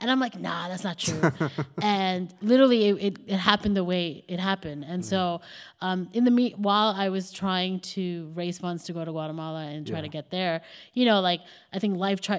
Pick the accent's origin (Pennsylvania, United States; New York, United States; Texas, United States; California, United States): New York, United States; because again, I'm a girl from New York, you know, like didn't go away for school, never lived away from home really.